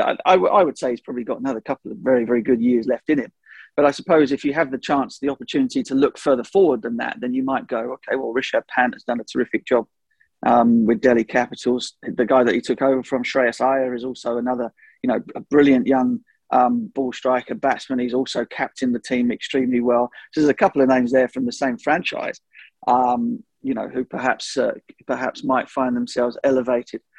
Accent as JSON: {"language": "English", "region": "England", "country": "United Kingdom", "said": "as an Englishman"}